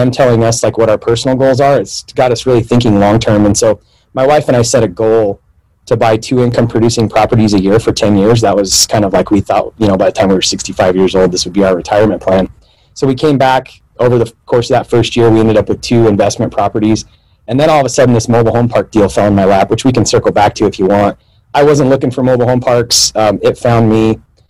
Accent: Pocatello, Idaho, United States; also born or lived in Mexico / Arizona; The day I was born in Idaho, Pocatello, Idaho, and I spent the next 8 years of my life. I had a dad who was a drunk, alcoholic, drugs, so kind of moved all over. I lived in Mexico, Arizona.

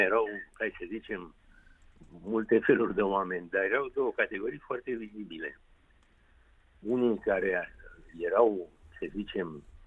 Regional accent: Bucharest, Romania; orașul meu natal

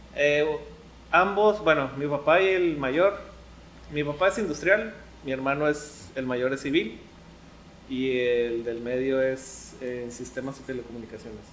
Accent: La Paz, Baja California Sur, Mexico; moved away as an adult; now in Mexicali, Mexico; salí de La Paz y llegué a Mexicali, pues caí blandito, ¿no? O sea, no llegué a, a rentar con alguien desconocido. Llegué aquí con mis abuelos

